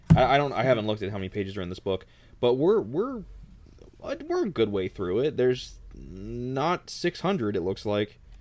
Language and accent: English; Texas, United States; I'm a Texan